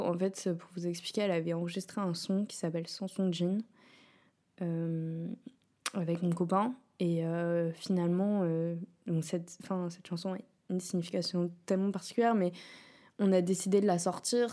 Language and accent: French; Rouen, Normandy, France; now in Paris, France; j'ai grandi avec elle à Rouen, enfin, à côté de Rouen